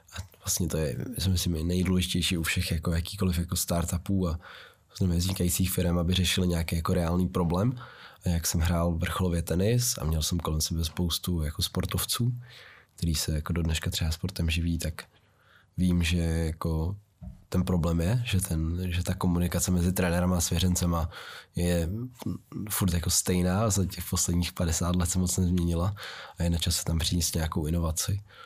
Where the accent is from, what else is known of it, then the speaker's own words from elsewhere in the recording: Czechia; já jsem vyrůstal v sídlišti v Vysoké Vítě